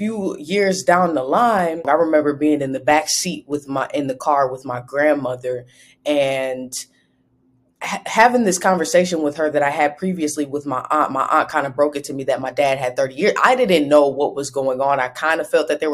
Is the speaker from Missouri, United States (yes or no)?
no; Ohio, United States; also born or lived in Highland Park, Michigan; I'm from Ohio, born and raised in Ohio. I was partially raised in Michigan as well, Highland Park, Michigan, that's near Detroit